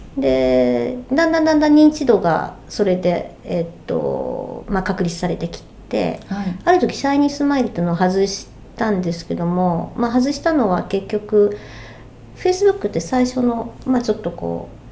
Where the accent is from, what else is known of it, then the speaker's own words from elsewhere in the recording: Osaka, Japan; moved away as an adult; now in Yokohama, Japan; 大阪生まれ大阪育ち、えー、横浜今在住なんですけれど、えー、こちらに来て15年になります